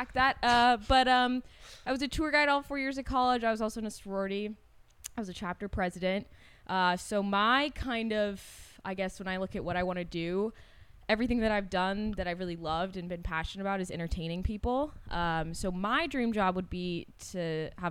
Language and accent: English; Davis, California, United States; I'm from Davis, California, so also Northern California, but not the Bay Area